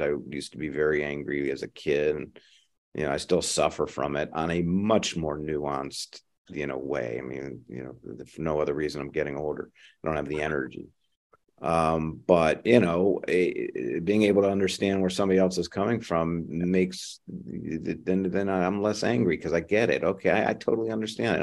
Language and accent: English; Ohio, United States; now in San Francisco Bay Area, United States; I grew up in the Midwest, in Ohio.